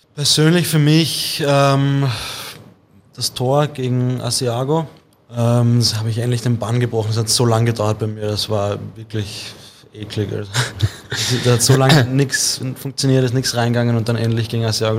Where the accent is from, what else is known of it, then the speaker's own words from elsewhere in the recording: Vienna, Austria; also born or lived in St. Pölten; ich bin aus Wien